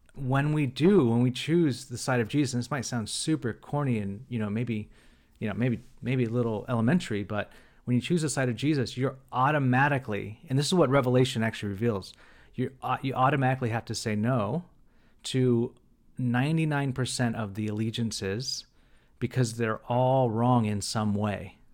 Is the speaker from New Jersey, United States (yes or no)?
no; Bakersfield, California, United States; moved away as an adult; now in San Francisco, United States; Matt and I grew up in the most conservative part of Baker, of California, Bakersfield, California